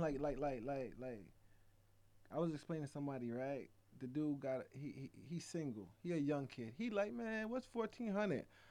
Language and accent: English; Georgia, United States; also born or lived in Jamaica; we're from Georgia, and I'm representing Georgia